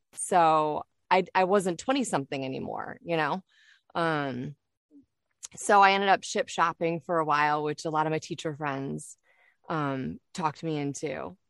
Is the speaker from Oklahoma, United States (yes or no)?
no; Detroit, Michigan, United States; moved away as an adult; also born or lived in Kalamazoo, Michigan; now in Florida, United States; So I'm originally from Michigan, born and raised in Detroit, and then, um, spent, like, a good part of more than the time that I spent growing up in Detroit, in Kalamazoo, Michigan.